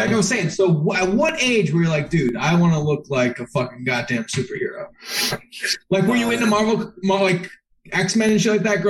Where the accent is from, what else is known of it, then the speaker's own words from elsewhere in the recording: New York, United States; I'm from Socrates, New York